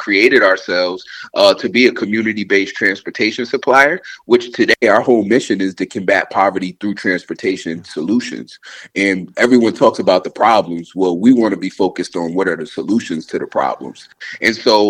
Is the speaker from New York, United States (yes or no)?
yes; Albany, New York, United States; growing up in Albany, especially being someone who moved from New York City